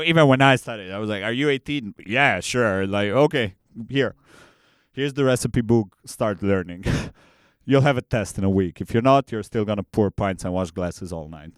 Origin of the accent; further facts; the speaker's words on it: Transylvania, Romania; now in Bangkok, Thailand; I'm from Transylvania, Romania